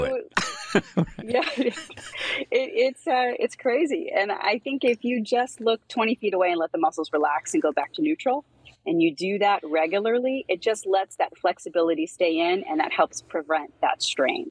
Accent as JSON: {"language": "English", "region": "Pennsylvania", "country": "United States", "tie": "born or raised there", "said": "I grew up in Pennsylvania"}